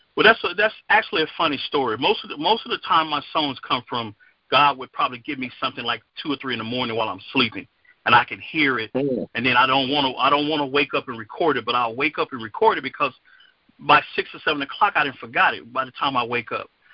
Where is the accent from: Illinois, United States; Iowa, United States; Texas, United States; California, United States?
Texas, United States; Dallas Fort Worth area; I'm from the Dallas Fort Worth area, Texas